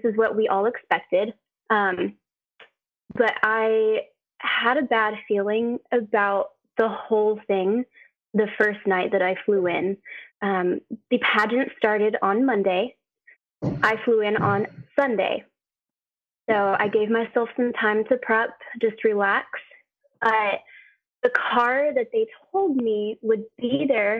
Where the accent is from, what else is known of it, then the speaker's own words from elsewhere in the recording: United States; I'm American